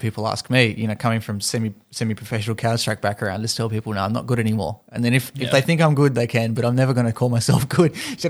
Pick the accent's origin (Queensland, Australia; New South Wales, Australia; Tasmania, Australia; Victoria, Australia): Tasmania, Australia; I grew up in Tasmania where there wasn't much gaming action happening